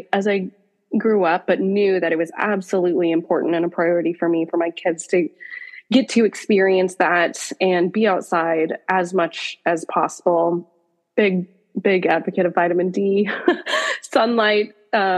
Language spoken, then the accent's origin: English; Pacific Northwest, United States; I grew up in the Pacific Northwest on a farm